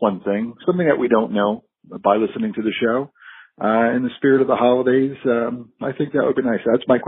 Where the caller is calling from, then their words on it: Bethpage, New York, United States; This is … calling from Bethpage, New York.